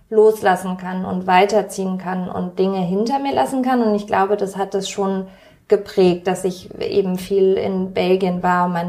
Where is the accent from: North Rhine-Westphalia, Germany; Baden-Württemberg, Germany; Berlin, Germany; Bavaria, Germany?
Berlin, Germany; Und ich fühle mich sehr als Berlinerin.